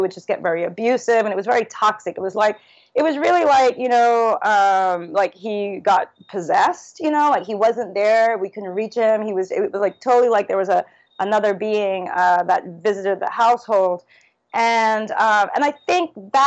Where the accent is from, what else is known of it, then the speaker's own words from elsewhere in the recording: New York City, New York, United States; also born or lived in Trinidad; now in Trinidad and Tobago; growing up in Brooklyn